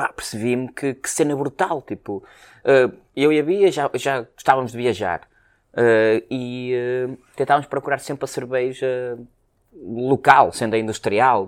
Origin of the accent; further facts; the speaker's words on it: Porto, Norte, Portugal; sendo nós uh, uh, portuenses com orgulho